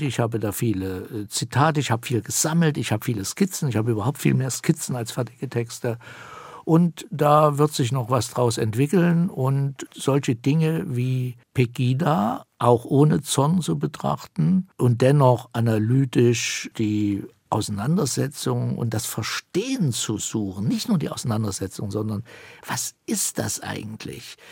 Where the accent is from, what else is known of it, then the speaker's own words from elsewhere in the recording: Thuringia, Germany; Das sage ich als Thüringer